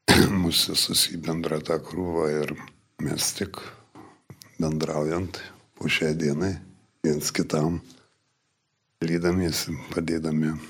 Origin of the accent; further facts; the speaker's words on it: Marijampolė, Marijampolė County, Lithuania; moved away; esu iš Marijampolės